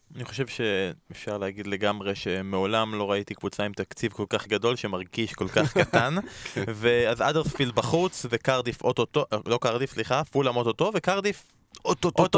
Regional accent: Israel; אנחנו כישראלים

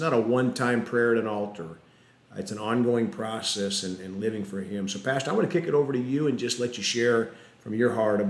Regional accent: South Dakota, United States; I grew up in South Dakota, so I'm used to snow and cold.

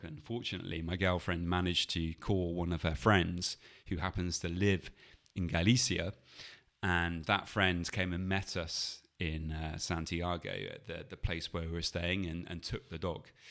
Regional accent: England, United Kingdom; we are English and we're in Spain

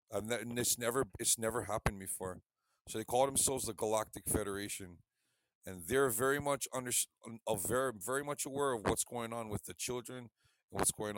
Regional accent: Hawaii, United States; Yeah, thank God I'm Hawaiian and not American.

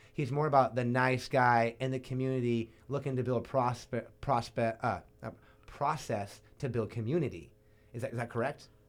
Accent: Ventura, California, United States; born or raised there

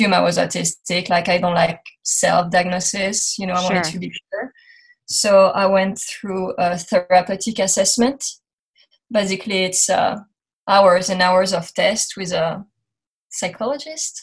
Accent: France; English is a second language; moved away as an adult; now in United States; So I grew up in France. You're going to hear my accent through this interview

